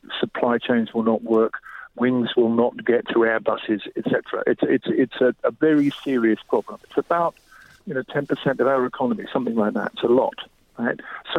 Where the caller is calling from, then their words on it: southwest France, France; I'm calling from Couvertou, which is a place we run music courses in southwest France during the summer.